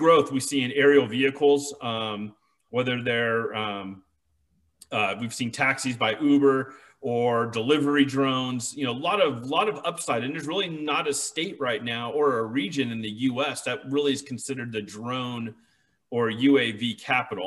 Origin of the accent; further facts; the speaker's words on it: California, United States; moved away as an adult; now in Las Vegas, United States; I grew up in California all my life